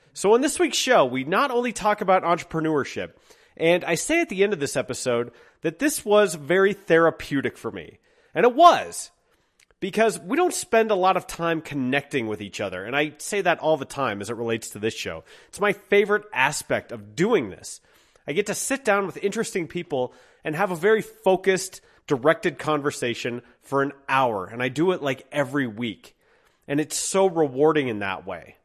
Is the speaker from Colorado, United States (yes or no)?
yes; Twentieth and Youngfield, Colorado, United States; at twentieth and Youngfield was, uh, an Italian restaurant called Andalini's, and we owned